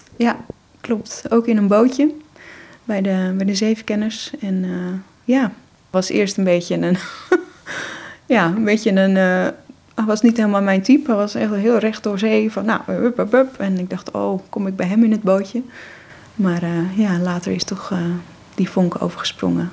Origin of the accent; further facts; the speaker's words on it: Monnikendam, North Holland, Netherlands; ik ben eh, in Monnikendam opgegroeid